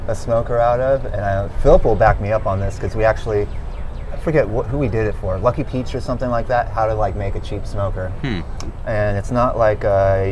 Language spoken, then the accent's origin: English; El Paso, Texas, United States; moved away as an adult; also born or lived in Austin, Texas; now in Charleston, United States; I grew up in El Paso, Texas